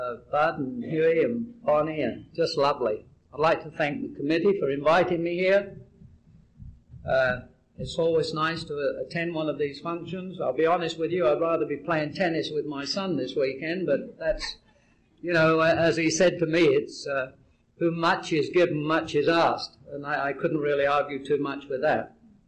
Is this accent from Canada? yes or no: yes; St. Catharines, Ontario, Canada; also born or lived in England; I'm from St. Catharines, Ontario, Canada. By way of England.